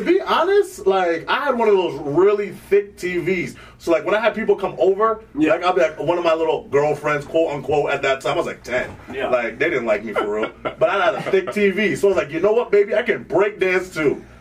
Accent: Vermont, United States; also born or lived in Sierra Leone; I was born in Sierra Leone, West Africa. Uh, but I moved to Vermont

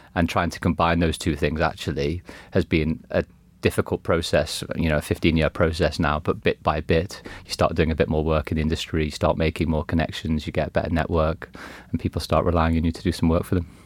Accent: Liverpool, North West England, United Kingdom; growing up in Liverpool as a kid

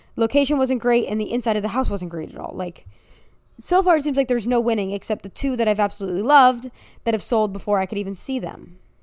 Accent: United States; I'm American

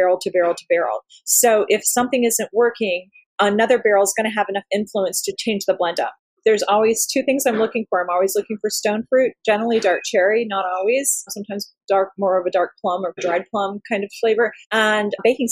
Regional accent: Bloomington, Indiana, United States; moved away; also born or lived in Columbus, Indiana; I was born and raised in Bloomington

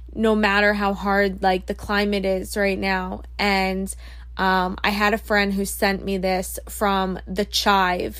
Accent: Long Island, New York, United States; I'm from Long Island. I grew up my whole life on Long Island, New York.

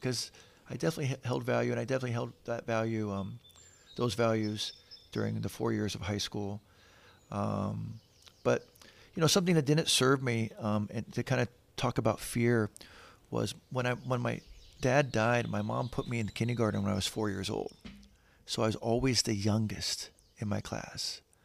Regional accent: San Diego, California, United States; we moved to San Diego, so I grew up in San Diego, which is right next to Tijuana.

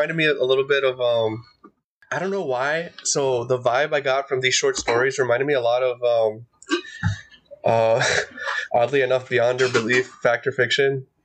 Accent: Wales, United Kingdom; yeah, I'm actually Welsh. Did you know that?

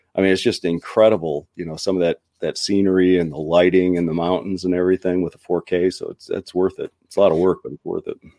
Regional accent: Midwest, United States; I'm from the Midwest

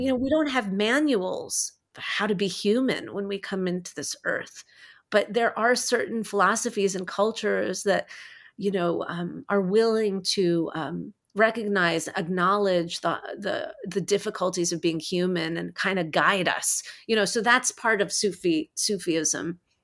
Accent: New Jersey, United States; also born or lived in New York City; I grew up in Jersey. I was born in New York City.

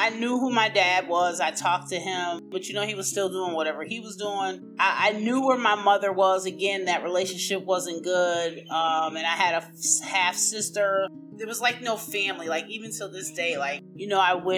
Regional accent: Buffalo, New York, United States; I am from Buffalo, New York, the land of the snow

